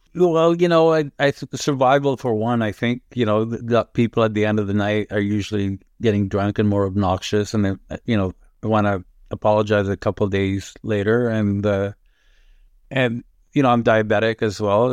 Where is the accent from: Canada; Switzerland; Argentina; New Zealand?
Canada; Toronto, Ontario; English is a second language; also born or lived in Lebanon; I grew up in Rexdale and, uh, my parents lived till my dad died behind Rexdale Plaza